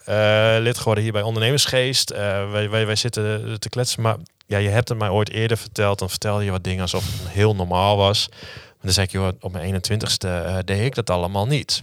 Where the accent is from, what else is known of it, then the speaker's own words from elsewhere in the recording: Leeuwarden, Friesland, Netherlands; also born or lived in Utrecht; ik kom uit Leeuwarden